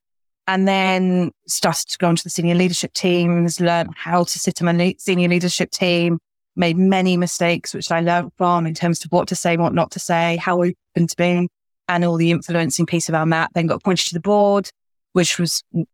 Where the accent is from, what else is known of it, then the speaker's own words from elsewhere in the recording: the north of England, United Kingdom; moved away as an adult; now in London, United Kingdom; I'm Northerner absolutely by heart